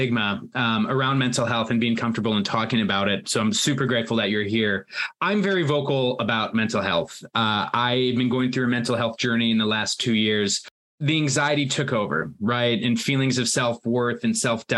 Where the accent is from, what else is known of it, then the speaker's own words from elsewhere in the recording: United States; moved away as an adult; now in United Kingdom; where I grew up in the United States and working in the United States